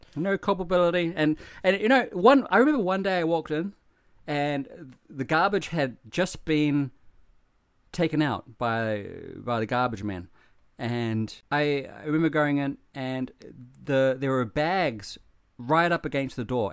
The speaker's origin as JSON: {"language": "English", "country": "New Zealand", "tie": "born or raised there", "moved": "yes", "said": "growing up in New Zealand"}